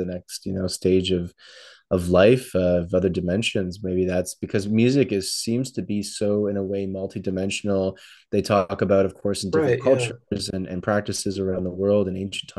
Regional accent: Toronto, Ontario, Canada; Growing up in Toronto

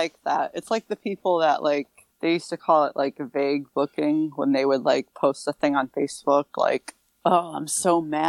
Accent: Massachusetts, United States; accent: Massachusetts; I'm talking in my Massachusetts accent.

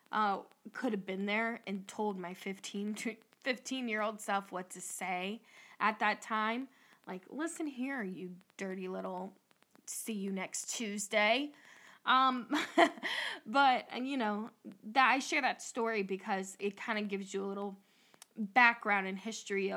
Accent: Northwest Ohio, United States; we're from Northwest Ohio

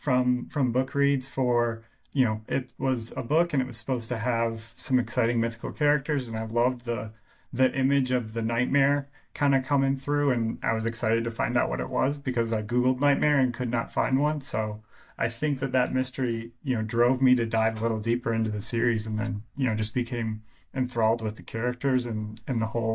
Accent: Michigan, United States; So I am from Michigan, for all those fellow Michiganders out there

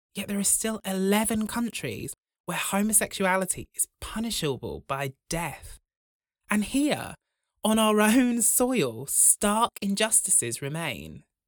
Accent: Braunton, South West England, United Kingdom; When I was growing up in Braunton, the largest village in Europe

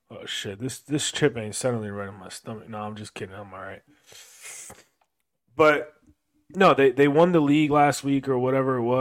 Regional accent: Florida, United States; Yeah, but we're, we're all from Florida, man.

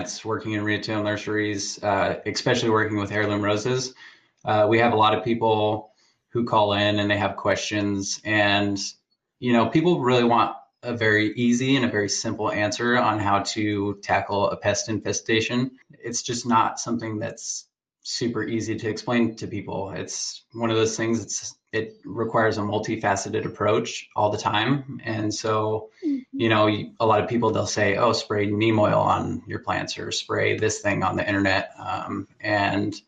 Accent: Oregon, United States; I grew up here in Oregon. I've lived here my whole life

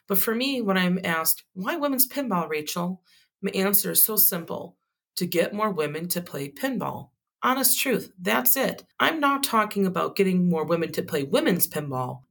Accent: Wisconsin, United States; my home state of Wisconsin

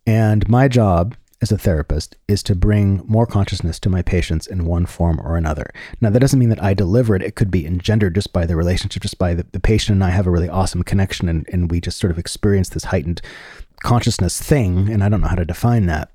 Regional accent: San Francisco, California, United States; I'm from San Francisco

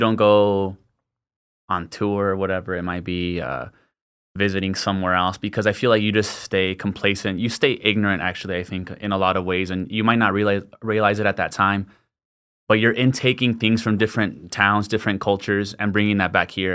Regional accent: El Paso, Texas, United States; born and raised in El Paso, northeast El Paso my whole life, went to Parkland.

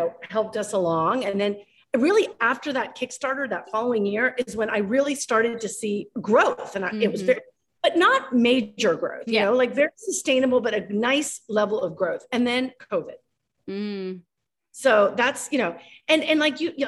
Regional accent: Ecuador; moved away; I'm from Ecuador

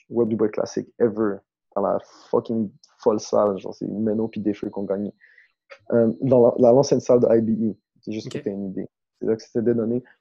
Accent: East Coast, United States; Euh, East Coast, évidemment East Coast, parce que je viens de East Coast puis je me rends compte que tous mes goûts sont influencés par ça.

